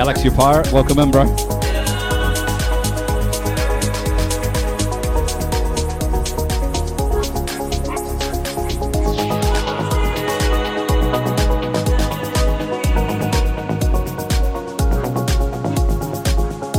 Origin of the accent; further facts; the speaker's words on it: New Zealand; I'm from New Zealand